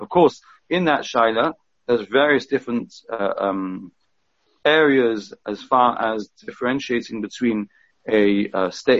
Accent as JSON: {"language": "English", "region": "England", "country": "United Kingdom", "said": "we're all English, we want to do the right thing."}